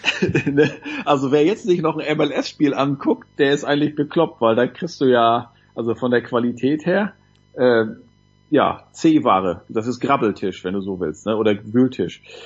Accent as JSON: {"language": "German", "area": "Nordwestmecklenburg", "region": "Mecklenburg-Vorpommern", "country": "Germany", "said": "bei uns in Nordwestmecklenburg"}